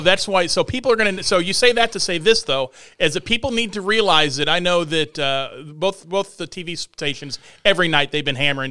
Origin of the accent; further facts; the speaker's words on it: Galesburg, Illinois, United States; moved away as an adult; now in Quincy, United States; I'm from Galesburg, where we have no soccer